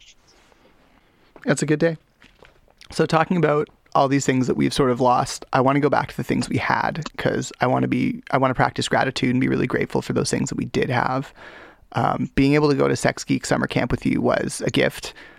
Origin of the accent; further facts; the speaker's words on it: Canada; I'm Canadian.